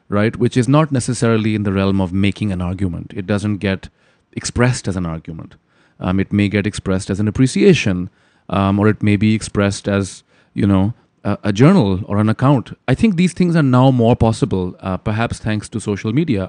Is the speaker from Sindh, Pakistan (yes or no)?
no; Lahore, Punjab, Pakistan; moved away as an adult; So, I grew up in Lahore in Pakistan